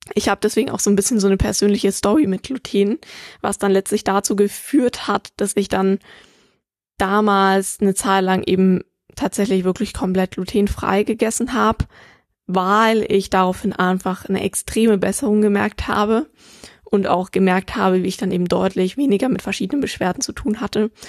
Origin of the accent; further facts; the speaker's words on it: Germany; hier bei uns in Deutschland